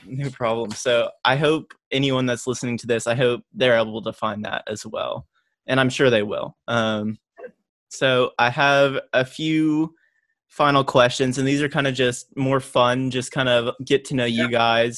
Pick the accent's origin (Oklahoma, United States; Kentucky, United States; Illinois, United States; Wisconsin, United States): Oklahoma, United States; moved away as an adult; now in California, United States; Born and raised in Oklahoma, so it kind of reminds me of home